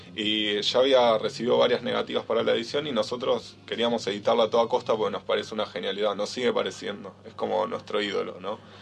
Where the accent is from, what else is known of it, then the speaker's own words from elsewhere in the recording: Bahía Blanca, Buenos Aires Province, Argentina; moved away as an adult; now in Buenos Aires, Argentina; somos los dos de Bahía Blanca